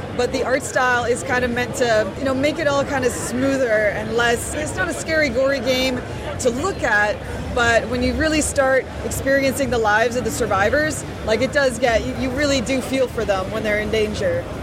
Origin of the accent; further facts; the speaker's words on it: Vancouver, British Columbia, Canada; I'm actually from Vancouver, BC